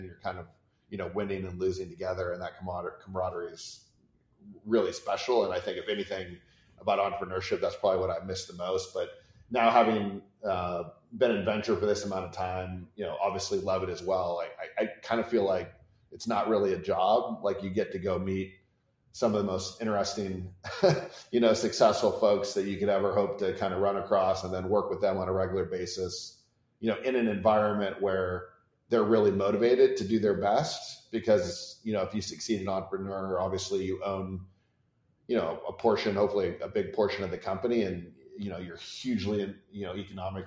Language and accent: English; Santa Cruz, California, United States; I was born in Santa Cruz, California